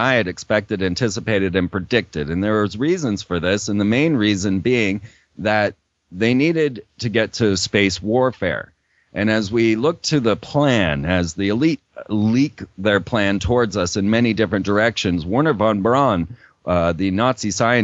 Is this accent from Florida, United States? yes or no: yes; Orlando, Florida, United States; I grew up in Orlando, Florida